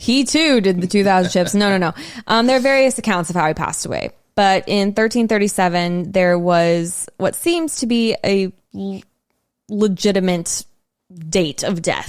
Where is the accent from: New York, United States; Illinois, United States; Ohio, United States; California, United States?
California, United States; San Diego; We're from San Diego